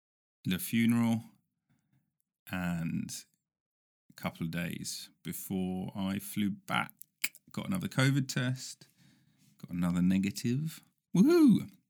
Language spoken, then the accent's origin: English; United Kingdom; ancient, in US terms, ancient, you know, as a Brit.